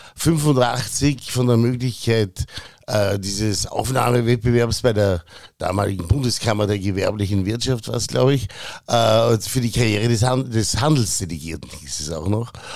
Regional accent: Bregenz, Vorarlberg, Austria; moved away as an adult; also born or lived in Innsbruck / Vienna; now in Berlin, Germany; ich bin gebürtiger Bregenzer, in Bregenz in die Schule gegangen

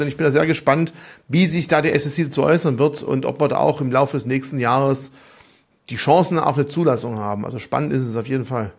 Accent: Germany; uns als Deutsche

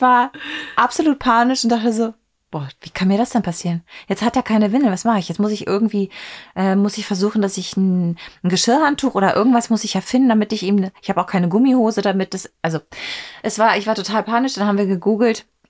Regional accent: East Germany, Germany; ich bin ja in der DDR geboren

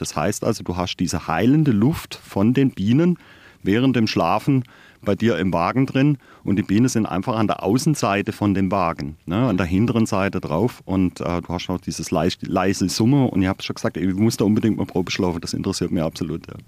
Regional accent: Todtnau, Baden-Württemberg, Germany; now in Freiburg, Germany; gebürtiger Hochschwarzwälder sogar. Ich komme aus Tottenau, ähm, ja, eine kleine Gemeinde am Fuße des Feldbergs

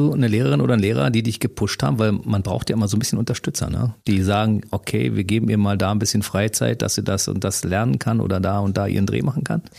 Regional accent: Berlin, Germany; Aufgewachsen im Prenzlauer Berg

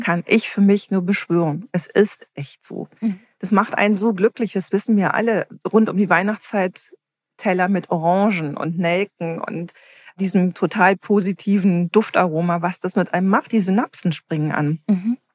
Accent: Herne, North Rhine-Westphalia, Germany; als ich ganz klein war, bin ich bei meiner Großmutter in Wanne-Eickel aufgewachsen.

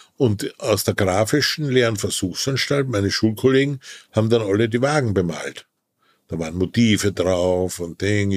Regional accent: Wilhelmsburg, Lower Austria, Austria; Ich bin geboren in einem kleinen Industriedorf in Österreich, das Wilhelmsburg hieß da bin ich geboren.

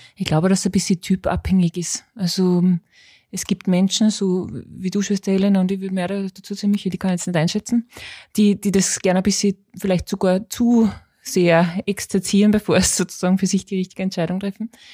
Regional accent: Austria; ich bin Österreicherin

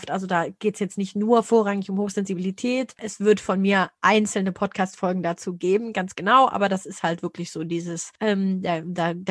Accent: Lower Saxony, Germany; ich habe bei uns in Niedersachsen gab es damals die Orientierungsstufe, weiß gar nicht, ob es sie jetzt noch gibt.

